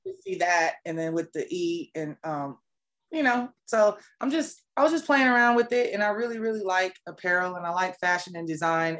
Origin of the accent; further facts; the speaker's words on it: Fayetteville, North Carolina, United States; moved away as an adult; also born or lived in Seoul, South Korea; now in Atlanta, United States; I'm um, originally from Seoul, Korea, and uh, I was raised in Fayetteville, North Carolina